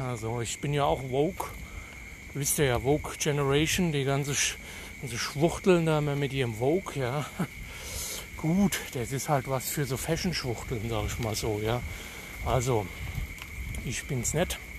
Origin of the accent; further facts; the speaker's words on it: Hesse, Germany; accent: Hessian; Detmold, ja gut, führt ja. Aber ich komme eigentlich aus Hesse. Ich meine, an meinem Akzent kann, könnt ihr es ja vielleicht hören, aber vielleicht auch nicht, ne. Weil so ein starkes hessisches äh, Blatt labe ich ja gar nicht, ne